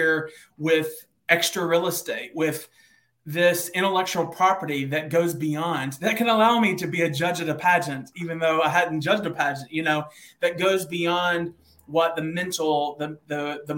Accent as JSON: {"language": "English", "region": "Eastern Kentucky", "country": "United States", "tie": "born or raised there", "moved": "yes", "lives_now": "Nashville, United States", "said": "I was born in Eastern Kentucky, like a small town of 4,000 people."}